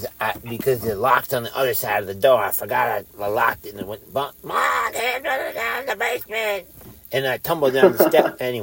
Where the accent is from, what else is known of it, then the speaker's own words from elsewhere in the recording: Philadelphia, Pennsylvania, United States; I'm from Juniata Park in Northeast Philly.